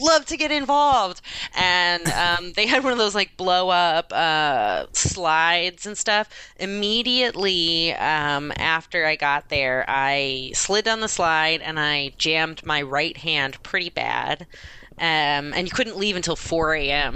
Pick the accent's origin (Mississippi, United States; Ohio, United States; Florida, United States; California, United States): Ohio, United States; Cleveland; also born or lived in Akron; I'm from the Cleveland area